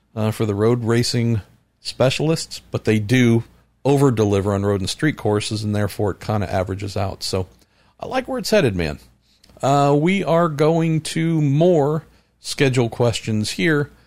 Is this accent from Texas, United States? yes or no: no; California, United States; here in my home state of California